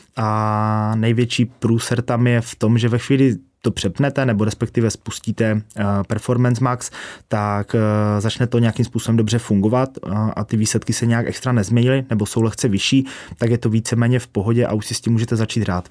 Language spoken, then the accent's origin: Czech; Ostrava, Moravian-Silesian Region, Czechia; jsme z Ostravy, což asi trošku půjde slyšet